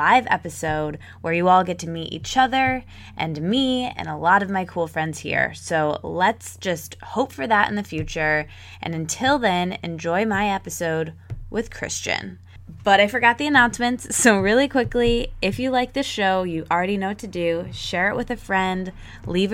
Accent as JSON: {"language": "English", "region": "Michigan", "country": "United States", "tie": "born or raised there", "also_born_or_lived": "Detroit, Michigan", "said": "I grew up in Michigan"}